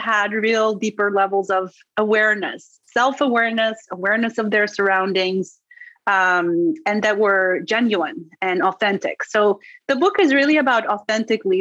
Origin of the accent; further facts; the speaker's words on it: Netherlands; first language Dutch; English is a second language; moved away as an adult; also born or lived in Istanbul, Turkey / Colorado; now in New York City, United States; I'm from the Netherlands because that's where I grew up. And that's also my native language.